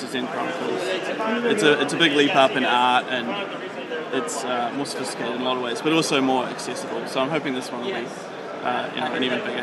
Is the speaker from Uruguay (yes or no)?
no; New Zealand; now in Australia; I live in Australia. I'm from New Zealand